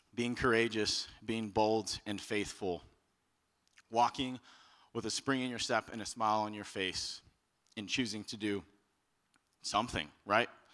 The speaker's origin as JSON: {"language": "English", "region": "Texas", "country": "United States", "moved": "as an adult", "said": "I'm from Texas"}